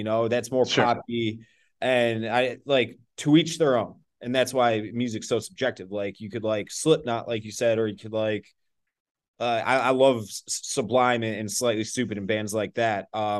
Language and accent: English; Chicago, Illinois, United States; Exact same thing for me being from Chicago.